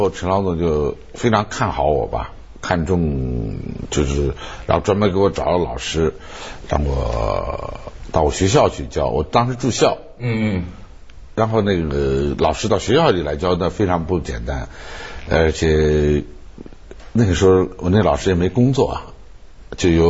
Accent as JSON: {"language": "Chinese", "region": "Sichuan", "country": "China", "said": "说的说那个太太是是我们四川人"}